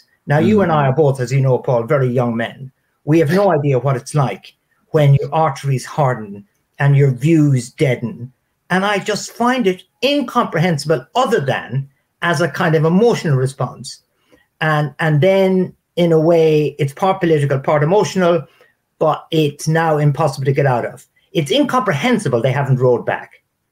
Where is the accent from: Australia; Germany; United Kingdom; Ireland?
Ireland; moved away; Ireland's advantage, my country